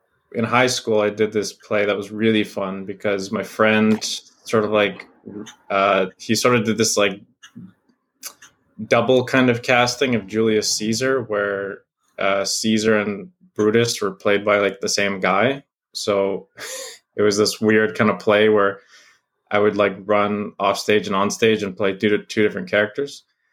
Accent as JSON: {"language": "English", "country": "Canada", "said": "like as a Canadian, I've spent a good amount of my formative years in America"}